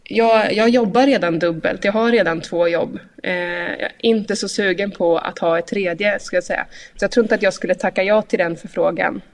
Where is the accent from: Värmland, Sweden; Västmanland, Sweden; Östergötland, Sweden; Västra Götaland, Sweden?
Östergötland, Sweden; Linköping; hemma i Linköping